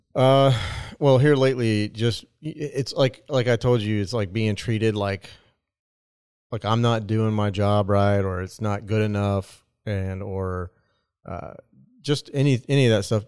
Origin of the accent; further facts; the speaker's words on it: Nebraska, United States; moved away; I am from Nebraska